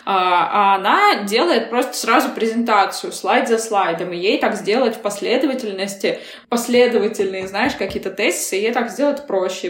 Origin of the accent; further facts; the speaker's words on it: Yekaterinburg, Sverdlovsk Oblast, Russia; moved away as an adult; also born or lived in England / New York / Bali; now in Moscow, Russia; я родилась в Екатеринбурге, но в роддоме номер один на декабристов, а вот жила в соседнем квартале. То есть по, на самом деле я э, прям екатеринбурженка целиком и полностью.